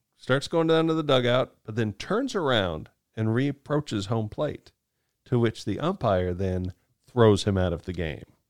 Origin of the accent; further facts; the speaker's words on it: Kansas, United States; growing up in Kansas